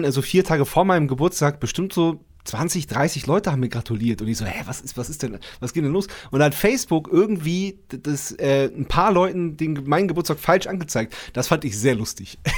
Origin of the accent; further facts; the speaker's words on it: Montreal, Quebec, Canada; born there; die Legende besagt, ich bin in Montreal